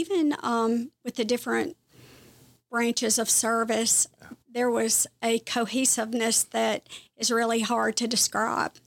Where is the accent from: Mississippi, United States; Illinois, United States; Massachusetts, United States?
Mississippi, United States; Kosciusko; moved away as an adult; also born or lived in South Carolina; now in Clemson, United States; I am from Kosciuszko